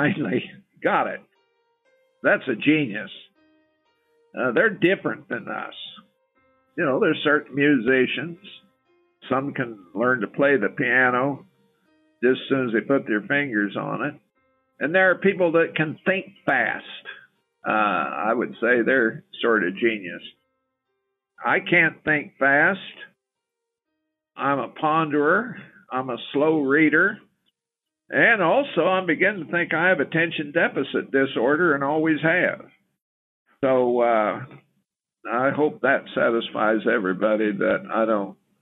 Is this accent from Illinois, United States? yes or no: no; Topeka, Kansas, United States; I grew up in the Kansas River Valley near Topeka.